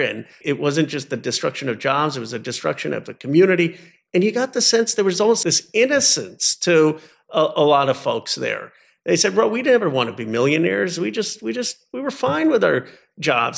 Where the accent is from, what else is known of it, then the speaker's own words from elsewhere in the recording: United States; when you grow up as Indian American of, of, of Hindu faith